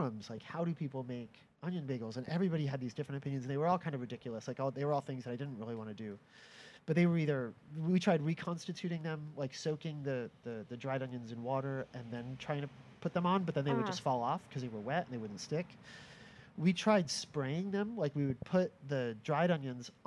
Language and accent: English; Orange, Connecticut, United States; I grew up just outside New Haven in a little town called Orange